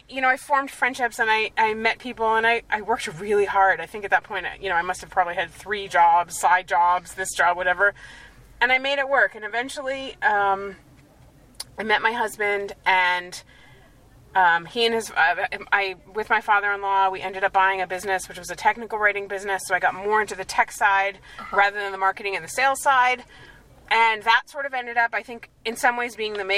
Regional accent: United States; moved away as an adult; now in Israel

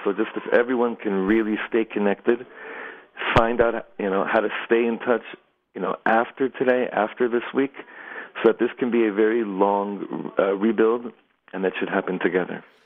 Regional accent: Los Angeles, California, United States; now in Efrat, Israel; I grew up in Los Angeles

